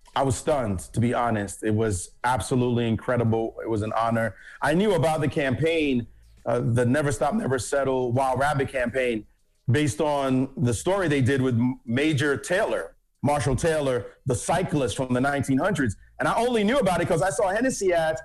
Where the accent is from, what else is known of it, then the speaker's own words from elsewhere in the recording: Jamaica; now in United States; I'm from Jamaica originally